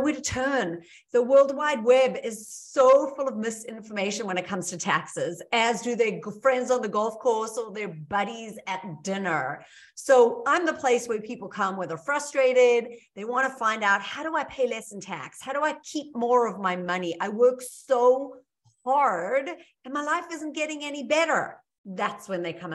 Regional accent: South Africa; moved away as an adult; now in United States; I'm originally from South Africa. I came here with nothing but a bag of dirty clothes 25 years ago.

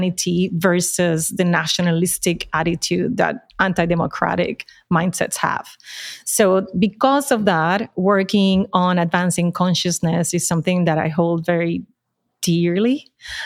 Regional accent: Puerto Rico; accent: Puerto Rican; moved away; I'm from Puerto Rico, the accent tells it, but I've been away from Puerto Rico for a long time by choice.

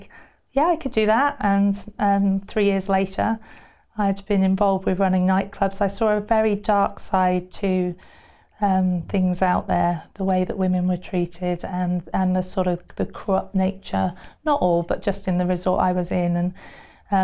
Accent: Somerset, South West England, United Kingdom; moved away as an adult; also born or lived in Burton-on-Trent / Wales; I moved to Somerset quite early on in sort of my life, and I lived there until I went to university in Wales

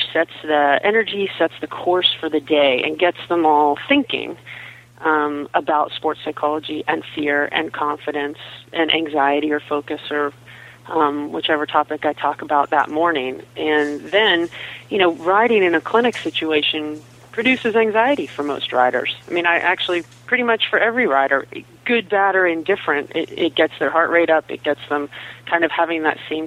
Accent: Pittsburgh, Pennsylvania, United States; moved away; also born or lived in Southern California; I grew up in Pittsburgh, Pennsylvania, and I moved to Southern California and spent 20 years in Southern California

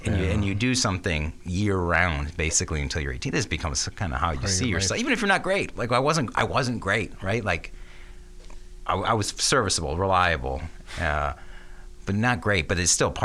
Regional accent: Ann Arbor, Michigan, United States; my home church, St. Paul

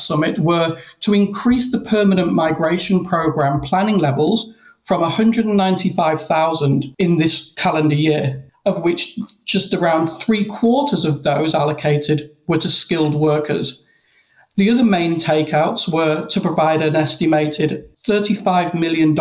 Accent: Melbourne, Victoria, Australia; my hometown of Melbourne

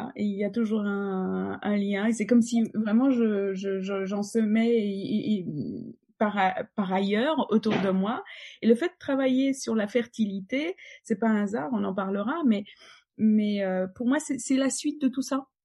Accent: Poland; French is a second language; moved away as an adult; now in Paris, France; je suis polonaise et, et j'ai donc mes racines là-bas

